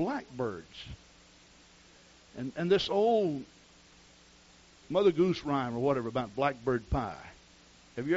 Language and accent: English; the South, United States; I grew up in the South, and the culture is so different there